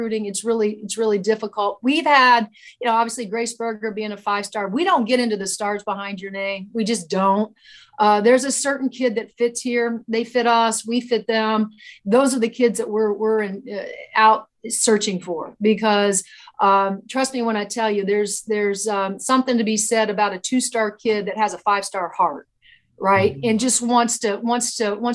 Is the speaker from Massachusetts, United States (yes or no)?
no; Indiana, United States; I grew up in Indiana